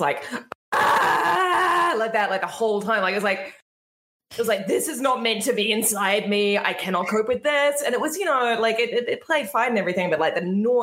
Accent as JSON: {"language": "English", "country": "New Zealand", "tie": "born or raised there", "said": "There was this show that I grew up with called Beyond 2000. That I grew up with it in New Zealand."}